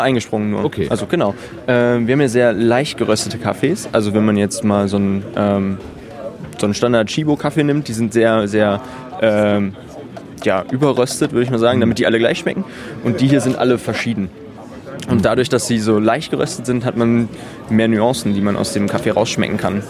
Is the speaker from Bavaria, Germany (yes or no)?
no; Wesel, North Rhine-Westphalia, Germany; ich bin nicht aus Hamburg, ich komme vom Niederrhein, aus Wesel